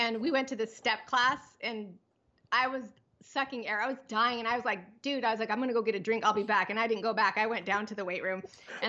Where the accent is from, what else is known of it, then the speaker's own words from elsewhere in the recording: Pomona, California, United States; born there; No, actually I was born in Pomona. My dad came to the US when he was 18 and came to California.